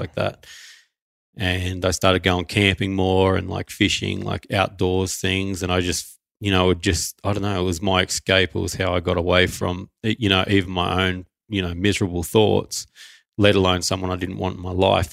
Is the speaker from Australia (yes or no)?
yes; Newcastle, New South Wales, Australia; so I was born in Newcastle in New South Wales, Australia. That's pretty much where we've lived for the last few years as well.